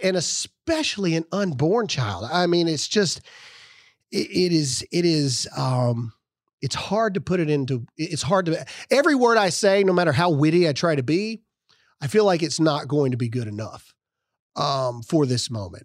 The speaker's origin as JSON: {"language": "English", "region": "Mississippi", "country": "United States", "tie": "born or raised there", "said": "born and raised in Mississippi, and I'm a proud Mississippian"}